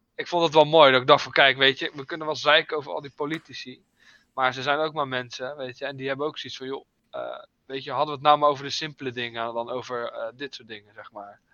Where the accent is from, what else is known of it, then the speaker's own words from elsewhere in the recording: Netherlands; ik als Nederlander